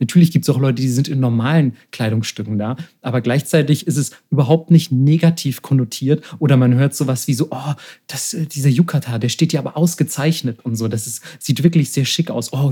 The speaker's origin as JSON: {"language": "German", "region": "Bavaria", "country": "Germany", "said": "Also, also in Deutschland, beispielsweise, wo ich herkomme, jetzt aus Bayern, also du hättest mich eher totprügeln müssen, als mich in der Lederhose zu sehen."}